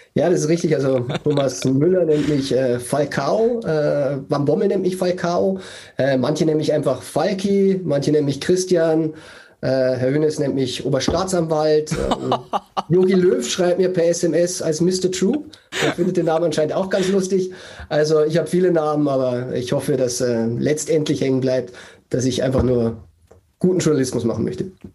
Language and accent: German; Bavaria, Germany; ich bin geborener Bayer